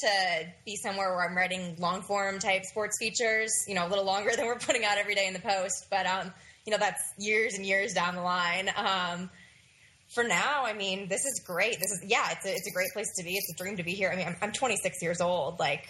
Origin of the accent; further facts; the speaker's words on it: St. Louis, Missouri, United States; moved away as an adult; also born or lived in Washington, D.C. / Columbia, Missouri / New York / Dallas; I'm from St. Louis originally. I grew up there, but I haven't lived there since I left for college.